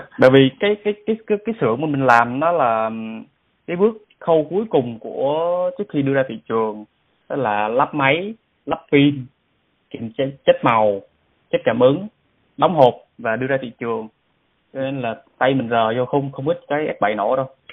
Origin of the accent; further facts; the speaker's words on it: Vietnam; now in South Korea; mình là người Việt Nam